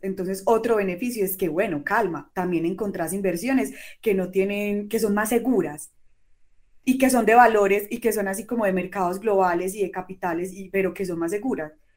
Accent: Colombia; aquí en Colombia

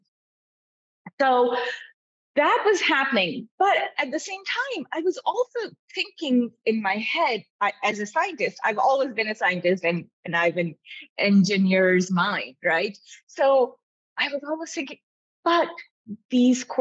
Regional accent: Pakistan; also born or lived in Davis, California, United States; now in United States; I grew up in Pakistan. I was born here when my dad was getting his PhD in genetics

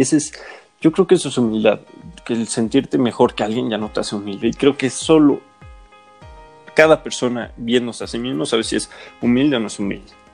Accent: Mexico; somos mexicanos.

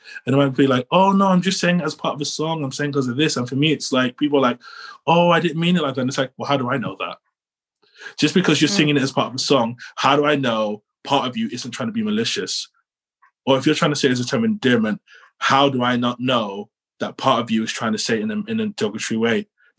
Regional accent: London, United Kingdom; born there; It's like, well, I was born in London. So, you know, I could just go back to London, but the journey is a pain.

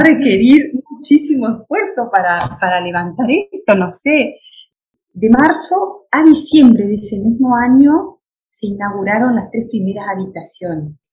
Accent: Entre Ríos, Argentina; Yo soy entre Riana, de campo, de pueblo

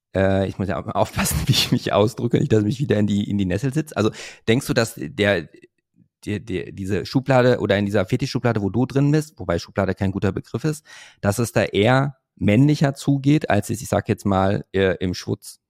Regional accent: Hövelhof, North Rhine-Westphalia, Germany; ich komme ja aus Hövelhof, das ist ja bei Paderborn

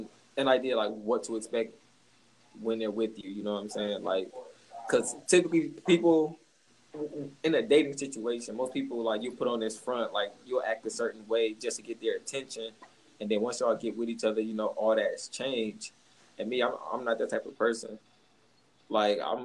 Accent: Detroit, Michigan, United States; I'm from Detroit.

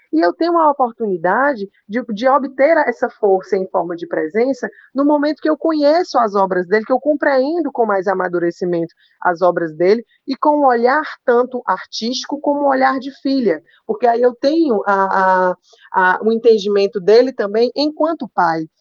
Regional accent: Fortaleza, Ceará, Brazil; Eu sou de Fortaleza, né? inclusive, sou a única filha nordestina.

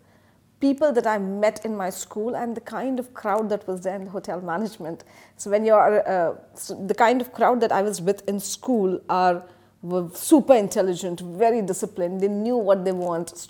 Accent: Mumbai, Maharashtra, India; moved away as an adult; now in Dubai, United Arab Emirates; I'm from Mumbai. So it was a typical Mumbai lifestyle.

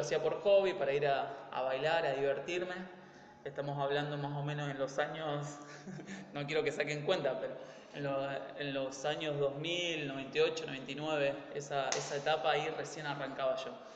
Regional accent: Argentina; moved away; yo me incluyo, que soy latino, o sea, más allá que somos argentinos, pero latinos

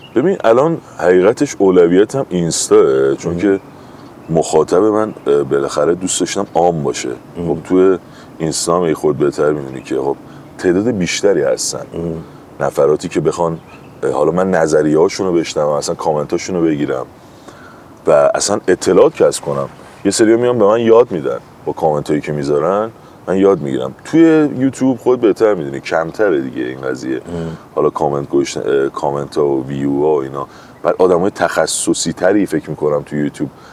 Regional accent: Tehran, Tehran Province, Iran; کل زندگیمو پایین شهر تهران زندگی کردم بالا شهر نبودم مثلا همش منطقه شرق و جنوب و اینا زندگی کردم و اینا اصلا بچه اونجا هم خودم اصلا بیمارستان مهدیه تو شوش به دنیا اومدم

